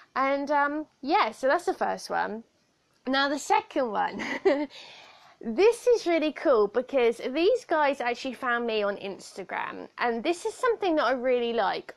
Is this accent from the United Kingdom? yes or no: yes; Southampton, South East England, United Kingdom; accent: weird accent; I have a weird accent because I was raised by someone that um, is from like the outskirts of London. I come from Southampton, so our accents are slightly different